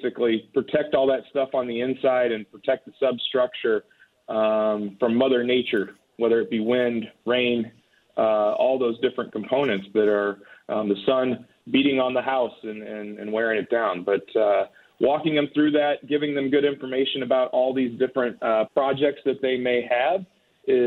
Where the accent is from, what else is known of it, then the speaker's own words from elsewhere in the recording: St. Louis, Missouri, United States; I am from the St. Louis area. I grew up just outside of St. Louis, but now live in Webster Groves